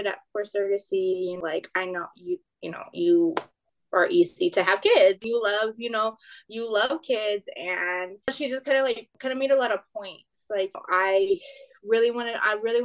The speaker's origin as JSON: {"language": "English", "region": "South Texas", "country": "United States", "said": "I'm from South Texas"}